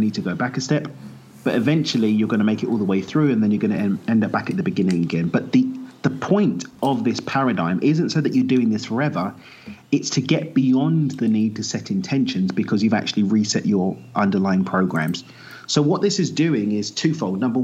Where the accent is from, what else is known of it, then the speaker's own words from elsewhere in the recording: United Kingdom; also born or lived in East London / Essex; I grew up in East London, the son of Zimbabwean immigrants, moved out to Essex just outside East London